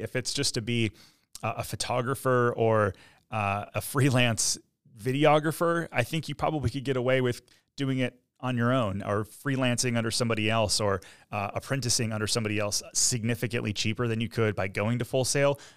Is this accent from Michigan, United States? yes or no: yes; Michigan, United States; now in Orlando, United States; I'm from Michigan